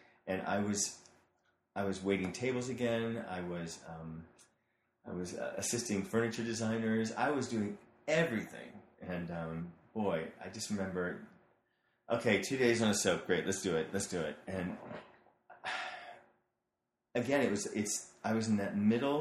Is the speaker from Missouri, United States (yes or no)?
yes; St. Louis, Missouri, United States; moved away; I grew up in St. Louis, Missouri, so detached from this L.A.